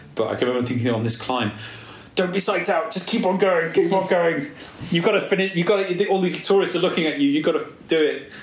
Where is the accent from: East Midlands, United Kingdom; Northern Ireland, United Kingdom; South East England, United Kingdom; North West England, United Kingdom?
East Midlands, United Kingdom; Nottingham; also born or lived in London; now in Somerset, United Kingdom; I'm from Nottingham, so I support Nottingham Forest